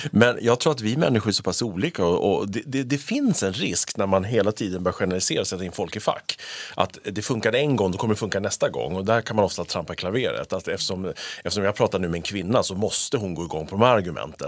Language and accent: Swedish; Sweden; vi är svenskar.